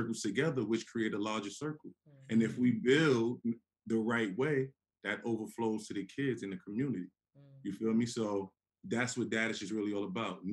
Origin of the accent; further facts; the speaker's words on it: New York City, New York, United States; moved away; I'm from Harlem